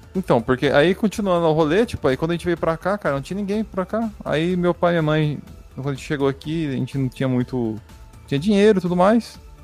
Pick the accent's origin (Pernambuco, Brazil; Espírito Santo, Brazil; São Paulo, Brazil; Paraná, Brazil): Paraná, Brazil; moved away; quando a gente morava no Paraná, que eu, eu, eu e o Vinícius nós nascemos no Paraná